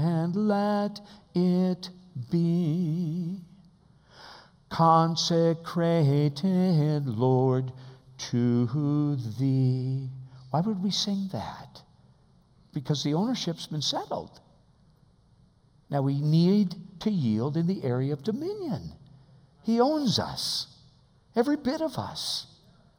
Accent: United States; as American believers

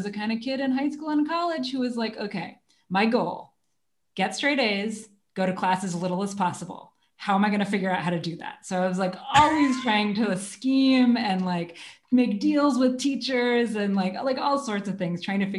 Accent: Seattle, Washington, United States; I grew up outside of Seattle, Washington

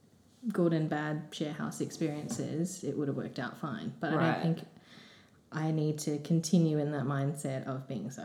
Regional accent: Sydney, New South Wales, Australia; I was born in the southwest and grew up there most of my life

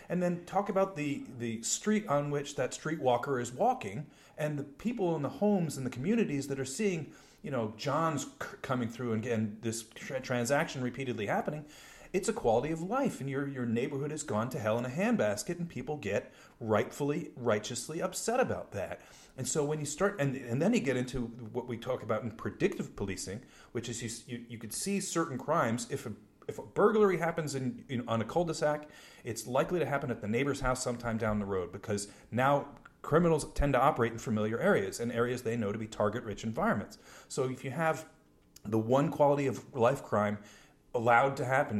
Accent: New York City, New York, United States; when I was growing up in New York

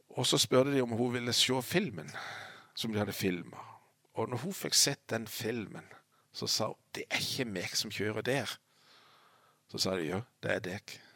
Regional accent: Lista, Agder, Norway; jeg er født på Lista og bodd på Lista i alle år

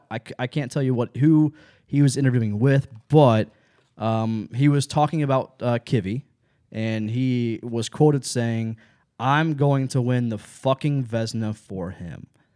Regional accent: Lancaster, Ohio, United States; I grew up in Lancaster, Ohio, and I know that I'm a redneck.

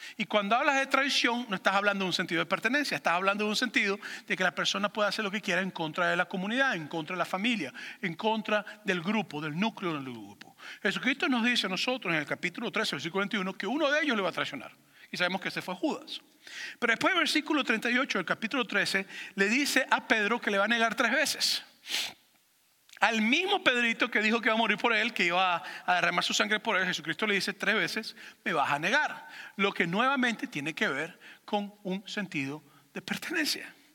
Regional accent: Venezuela; moved away; me identifico como venezolano

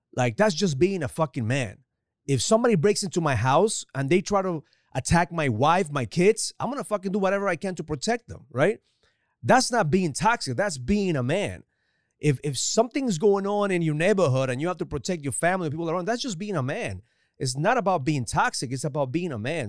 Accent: Ecuador; now in United States; growing up in Ecuador

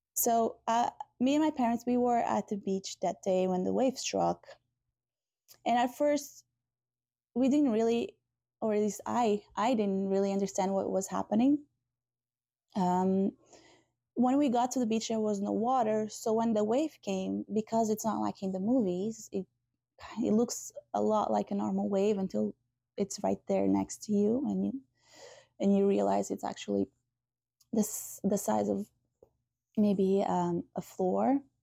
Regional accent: Portugal; moved away; I'm from Portugal originally

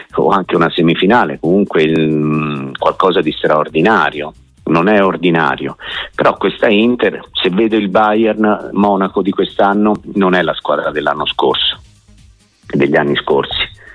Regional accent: Tuscany, Italy; io sono toscano, quindi di Montegasini è anche vicino a Empoli

